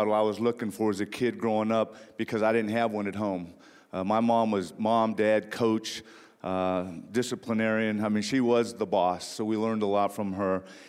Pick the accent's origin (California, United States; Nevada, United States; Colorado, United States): California, United States; Ontario; growing up in Ontario, California, about 40 miles east of Los Angeles, where my mom raised five of us by herself.